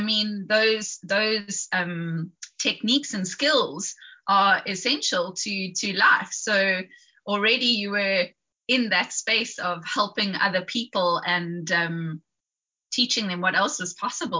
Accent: South Africa; moved away; also born or lived in Fish Hoek, Cape Town; As you can hear, I am South African

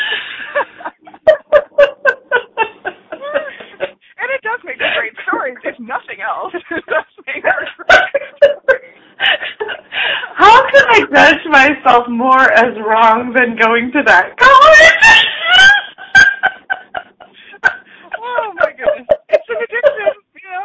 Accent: Palo Alto, California, United States; also born or lived in Yuba City, California; I'm from Palo Alto.

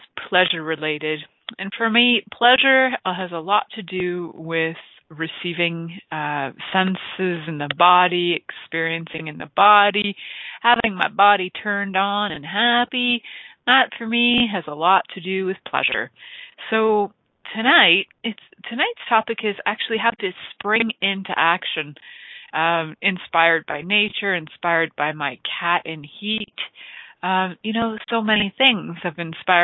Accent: Canada; growing up in Canada, we have these cold winters

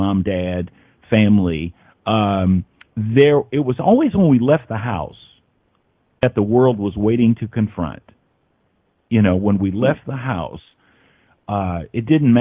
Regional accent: Indianapolis, Indiana, United States; I'm from Indianapolis

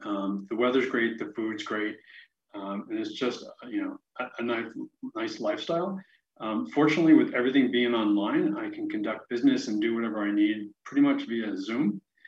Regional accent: New York, United States; moved away as an adult; also born or lived in Chicago / West Coast; I grew up in New York. I worked in financial services in Manhattan. Somewhere along the line, that particular company got acquired and moved me to Chicago. So I spent 8 years in the Windy City.

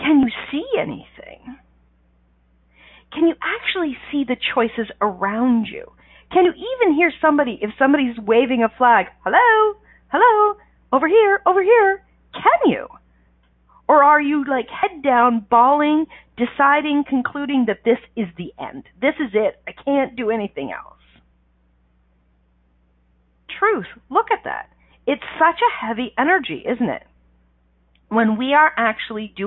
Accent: Canada; I'm Canadian

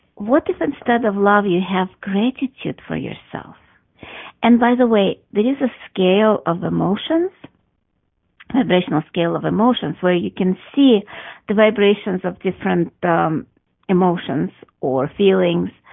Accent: Russia; moved away; I grew up in Russia

